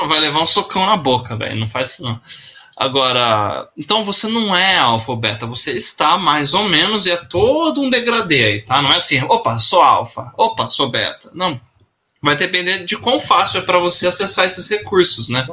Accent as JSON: {"language": "Portuguese", "country": "Brazil", "tie": "born or raised there", "said": "eu nasci no Brasil"}